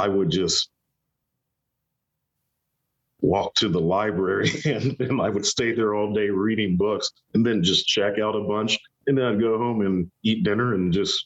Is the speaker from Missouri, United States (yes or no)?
no; Columbus, Ohio, United States; moved away as an adult; also born or lived in New England; I grew up in Columbus, Ohio, and then moved to New England